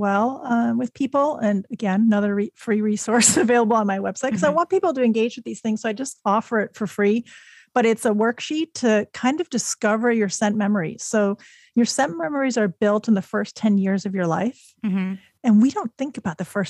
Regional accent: Chicago, Illinois, United States; also born or lived in Germany; I moved to the U.S. when I was six, to Chicago

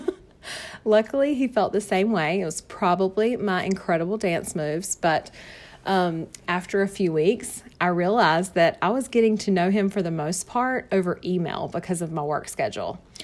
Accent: North Carolina, United States; accent: Southern; I was born and raised here in North Carolina, hence the Southern accent

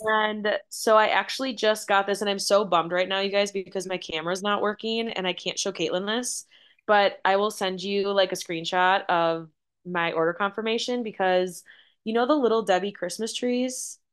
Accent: Wisconsin, United States; born and raised in Wisconsin

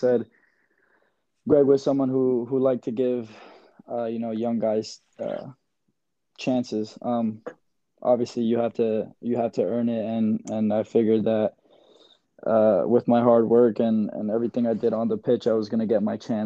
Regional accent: New York, United States; I'm a New Yorker

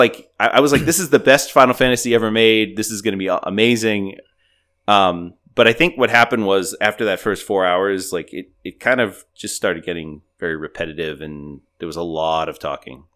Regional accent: New England, Massachusetts, United States; I'm from New England

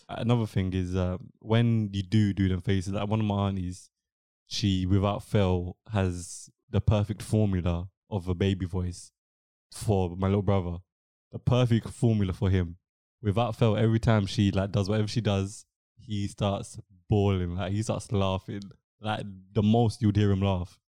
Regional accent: England, United Kingdom; first language English; I'm studying in England. I've been born and raised in England. English English is my first language.

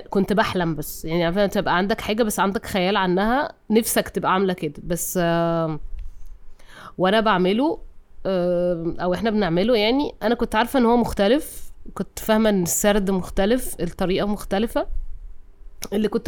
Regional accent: Cairo, Cairo Governorate, Egypt; اتولدت في القاهرة

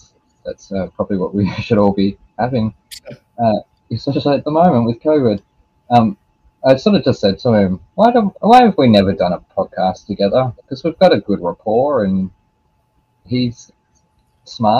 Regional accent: Australia; I'm Australian

